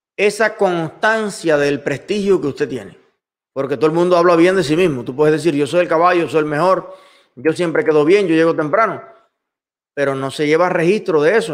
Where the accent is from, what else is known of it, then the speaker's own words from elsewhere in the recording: Cuba; moved away as an adult; now in United States; Yo soy un ciudadano cubano que llegué a los Estados Unidos